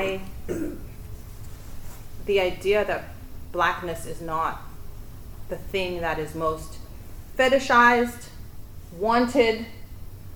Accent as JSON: {"language": "English", "town": "Johannesburg", "region": "Gauteng", "country": "South Africa", "tie": "born or raised there", "moved": "as an adult", "lives_now": "Australia", "said": "I grew up in Africa"}